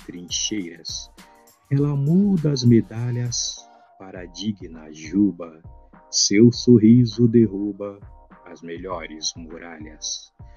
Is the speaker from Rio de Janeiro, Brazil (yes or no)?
no; São Paulo, Brazil; do bairro do Ipiranga, né, que é o bairro onde eu cresci